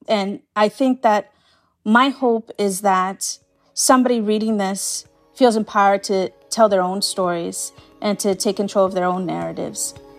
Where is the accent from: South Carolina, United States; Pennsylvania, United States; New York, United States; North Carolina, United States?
New York, United States; New York City; I'm from Staten Island, so I know, I know Staten Island very well